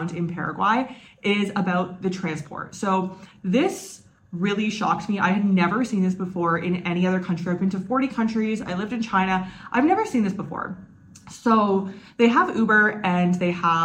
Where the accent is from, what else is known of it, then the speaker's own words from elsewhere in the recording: Canada; moved away; my home country of Canada